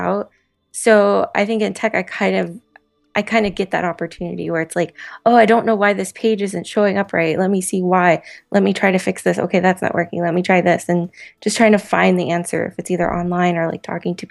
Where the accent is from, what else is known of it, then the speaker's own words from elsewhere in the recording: Florida, United States; moved away as an adult; now in Boston, United States; grew up in a small Florida town and kind of moved around Florida a lot